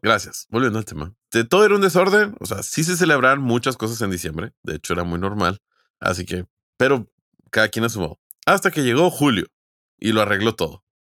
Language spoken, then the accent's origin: Spanish; Mexico; Como buenos mexicanos